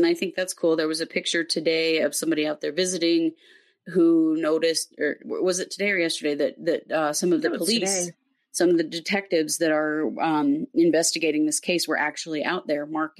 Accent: Idaho, United States; We are not. We're American. We're from Idaho.

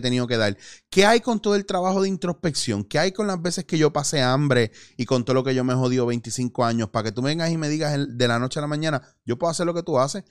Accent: Puerto Rico; como puertorriqueños

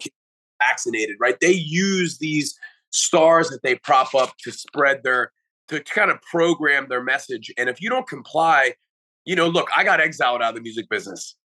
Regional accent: United States; as an American

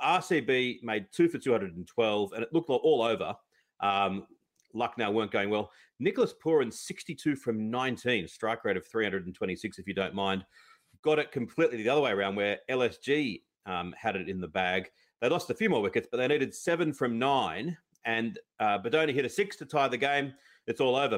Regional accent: Australia; as an Aussie

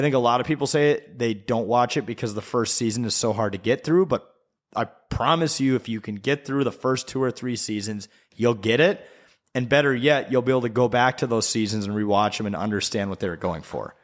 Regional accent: Wisconsin, United States; I grew up in Wisconsin

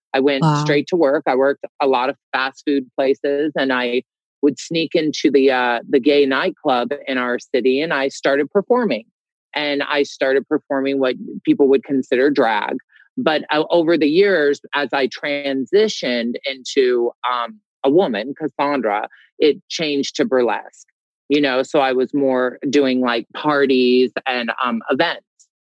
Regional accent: Des Moines, Iowa, United States; I grew up in Des Moines, Iowa, one of four boys originally.

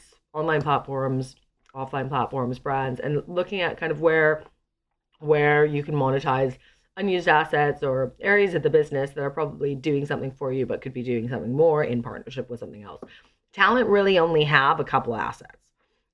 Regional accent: a small suburb outside of Vancouver, British Columbia, Canada; moved away as an adult; also born or lived in London, United Kingdom; I come from a small suburb outside of Vancouver in Canada

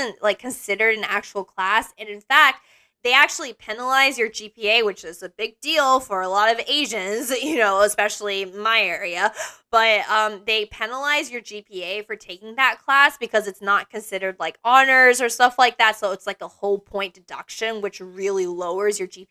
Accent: Texas, United States; as a Texan

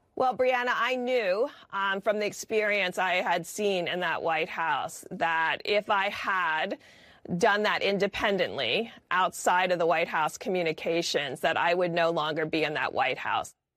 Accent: New Jersey, United States; moved away; my accent, I'm actually from the Northeast. I I grew up in uh, Central North Jersey

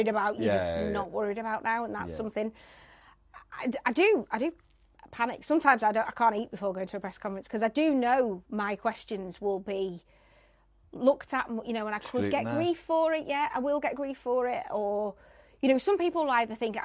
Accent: the north of England, United Kingdom; accent: northern; I'm a northerner, I don't really care that I'm a northerner. I like being a northerner

